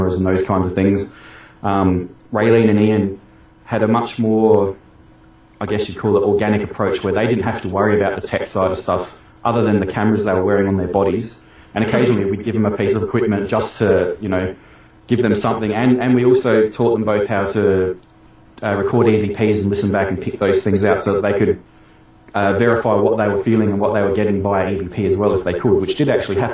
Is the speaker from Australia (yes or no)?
yes; Australia; my home state